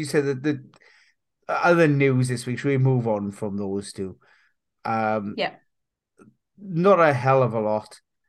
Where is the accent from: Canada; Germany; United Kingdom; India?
United Kingdom; Wales; as a Welshman